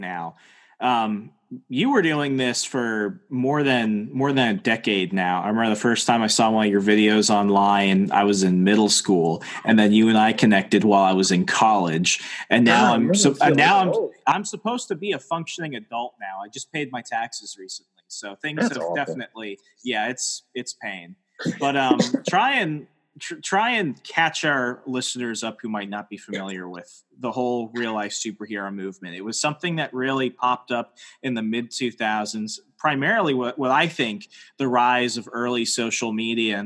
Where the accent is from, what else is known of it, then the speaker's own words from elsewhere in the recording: United States; I'm an American